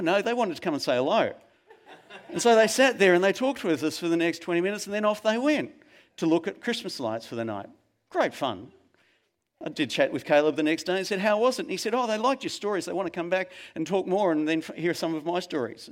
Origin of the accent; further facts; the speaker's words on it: Melbourne, Victoria, Australia; when I was a young kid growing up in Melbourne